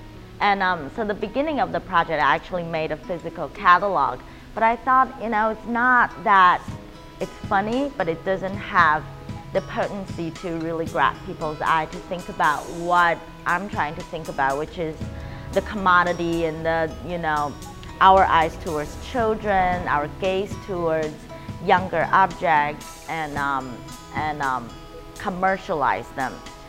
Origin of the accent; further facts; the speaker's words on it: New York, United States; also born or lived in Taiwan; now in Oakland, United States; I live in Oakland in San Francisco, and I come from New York and Taiwan.